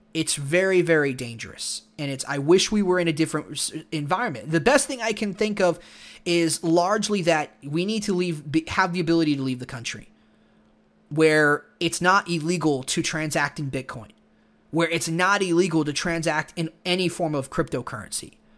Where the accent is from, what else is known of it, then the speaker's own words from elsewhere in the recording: Texas, United States; growing up in Texas